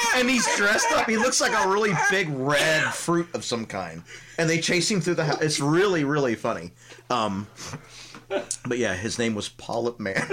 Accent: Tampa, Florida, United States; growing up in Tampa

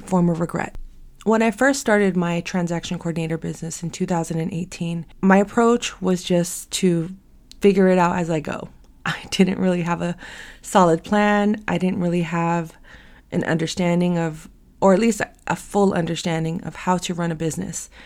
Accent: San Francisco, California, United States; born and raised in San Francisco, still fortunate to live here

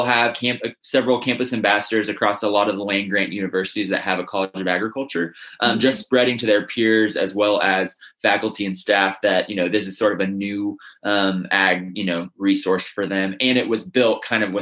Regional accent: Northern Indiana, United States; I'm from Northern Indiana. I grew up in a big family of pork producers

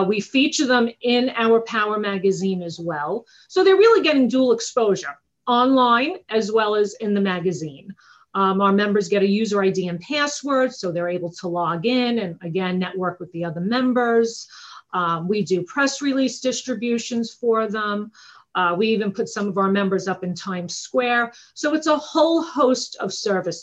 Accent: Long Island, New York, United States; I'm from Long Island, New York. I'm sure you could tell from the accent

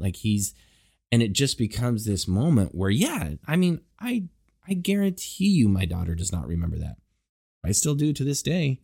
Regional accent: Houston, Texas, United States; We're from Houston

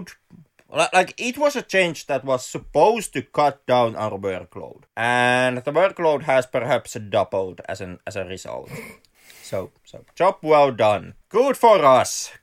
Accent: Finland; We are from the land of rally

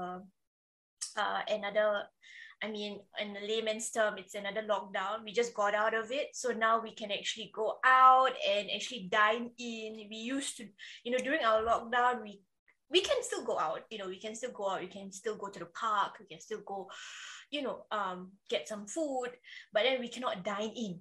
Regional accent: Singapore; I'm the Singaporean cousin

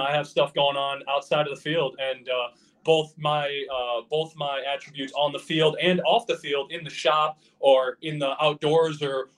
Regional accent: Cuba City, Wisconsin, United States; some of the things I didn't have growing up in the Cuba City area

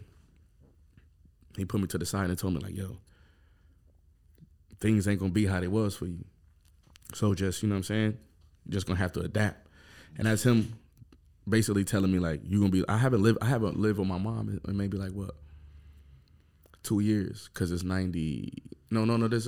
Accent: Buffalo, New York, United States; I'm from Montana Avenue

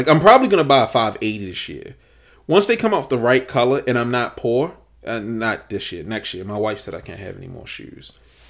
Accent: Baltimore, Maryland, United States; Like, let's not front like Baltimore's known for its fashion. Most people assumed I was from New York growing up because I could dress.

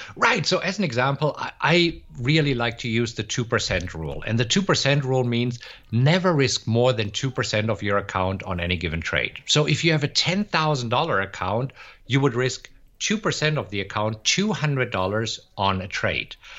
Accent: Germany; moved away as an adult; also born or lived in Munich, Germany; now in Austin, United States; originally, I am from Germany, but I live in Austin, Texas right now

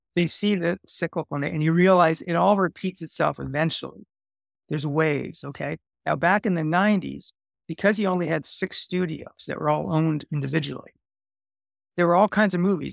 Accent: Canada; moved away as an adult; also born or lived in Los Angeles, United States; I'm there as a Canadian.

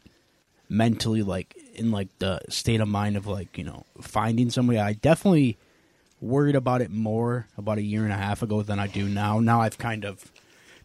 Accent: Youngstown, New York, United States; we grew up in Youngstown

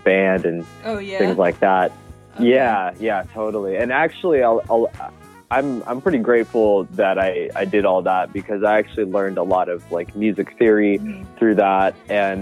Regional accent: Bay Area, California, United States; moved away as an adult; now in Los Angeles, United States; I'm originally from the Bay Area here in California. And right now I'm based in Los Angeles

